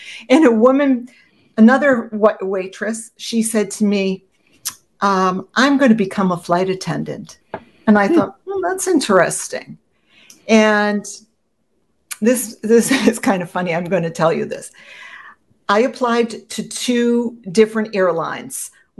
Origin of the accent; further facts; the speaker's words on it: Boston, Massachusetts, United States; accent: Boston; because I'm from Boston and I pack my car, so I had a very strong Boston accent